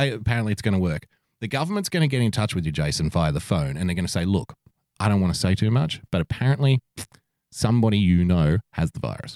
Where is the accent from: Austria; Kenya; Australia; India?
Australia; as an Australian